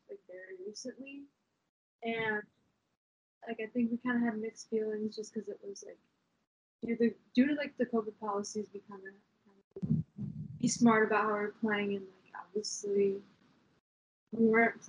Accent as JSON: {"language": "English", "town": "Franklin", "region": "Wisconsin", "country": "United States", "said": "I'm from Franklin, Wisconsin"}